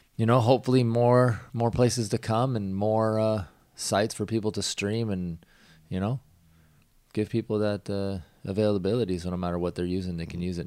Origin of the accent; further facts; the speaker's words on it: Washington, United States; I grew up in Washington, so we didn't have that station there